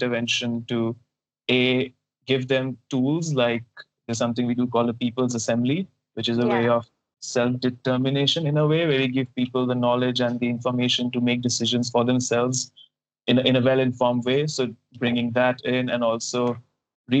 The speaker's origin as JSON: {"language": "English", "country": "India", "also_born_or_lived": "Netherlands", "moved": "as an adult", "said": "I'm an Indian"}